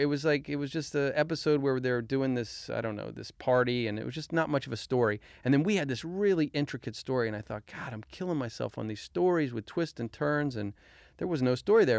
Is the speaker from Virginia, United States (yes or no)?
yes; Arlington, Virginia, United States; Arlington, Virginia.